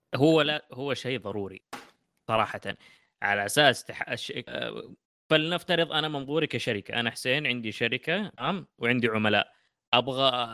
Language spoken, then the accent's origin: Arabic; Saudi Arabia; عندنا في السعوديه